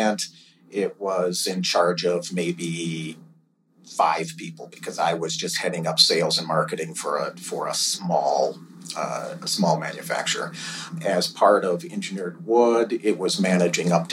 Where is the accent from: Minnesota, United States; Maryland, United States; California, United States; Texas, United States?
Minnesota, United States; Minneapolis; also born or lived in northern Wisconsin; born and raised in Minneapolis